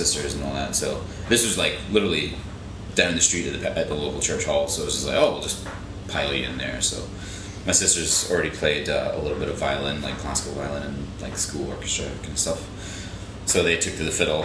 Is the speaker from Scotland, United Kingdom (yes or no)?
yes; Glasgow, Scotland, United Kingdom; moved away as an adult; also born or lived in Jacksonville, Florida, United States; now in United States; I was born in Florida, in Jacksonville, Florida. My mom and dad lived there for a long time. I lived there till I was 9, then went to Glasgow, Scotland, and was there till I was like 22